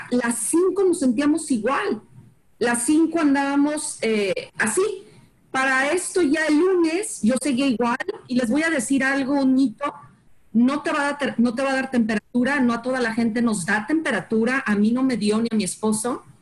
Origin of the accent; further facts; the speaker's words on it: Guadalajara, Jalisco, Mexico; now in Dallas, United States; yo soy de Guadalajara, eh, vivo aquí en Dallas